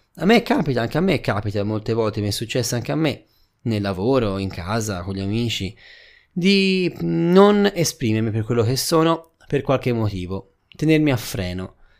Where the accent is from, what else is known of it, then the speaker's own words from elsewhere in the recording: Tuscany, Italy; Da buon toscano